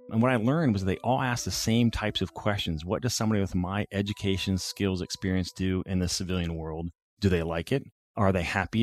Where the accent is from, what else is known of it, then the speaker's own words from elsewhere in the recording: Findlay, Ohio, United States; moved away as an adult; also born or lived in Colorado Springs; I grew up in Findlay, Ohio, Northwest Ohio